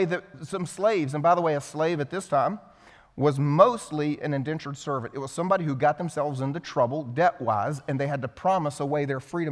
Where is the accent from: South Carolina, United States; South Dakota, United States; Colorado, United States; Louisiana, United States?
South Carolina, United States; I grew up here in South Carolina